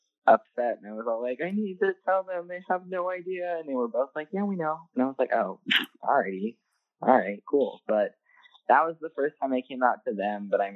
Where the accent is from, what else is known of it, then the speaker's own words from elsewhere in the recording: Atlanta, Georgia, United States; I've always lived in Atlanta all my life. I'm from Atlanta